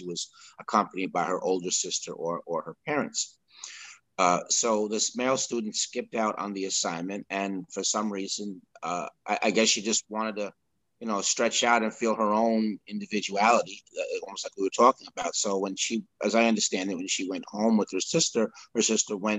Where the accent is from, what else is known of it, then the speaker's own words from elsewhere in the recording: Peekskill, New York, United States; also born or lived in Sleepy Hollow, New York; I grew up in Peekskill, which was a short 20 minutes north of there in the same county, in Westchester County, New York.